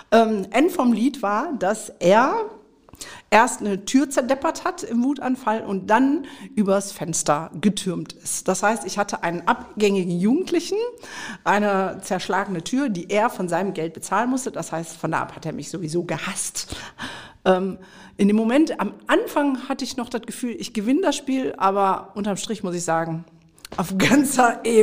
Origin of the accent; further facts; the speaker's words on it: Mülheim an der Ruhr, North Rhine-Westphalia, Germany; wir kommen beide aus dem Pott, weil ja. Genau. wir sind ja hier in Mülheim, in meiner Heimatstadt. Ja. Hier bin ich groß geworden